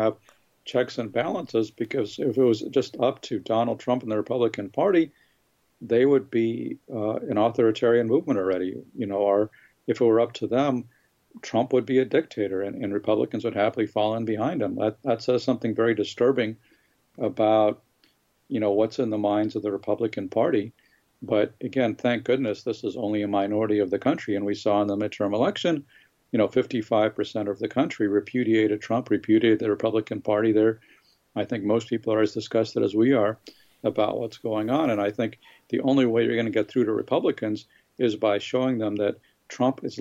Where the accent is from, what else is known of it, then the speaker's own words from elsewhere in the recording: Southern California, United States; I grew up in Southern California when it was Reagan country in the 1980s